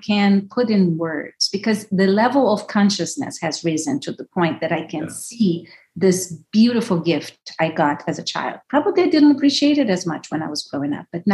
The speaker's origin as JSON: {"language": "English", "town": "Brasília", "region": "Federal District", "country": "Brazil", "tie": "born or raised there", "also_born_or_lived": "São Paulo", "said": "I was growing up in Brasilia, so the capital of Brazil, middle of nowhere"}